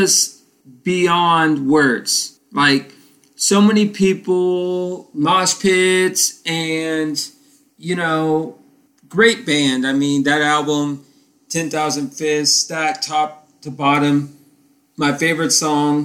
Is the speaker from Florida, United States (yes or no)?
yes; Titusville, Florida, United States; where I grew up in Tyesville, Florida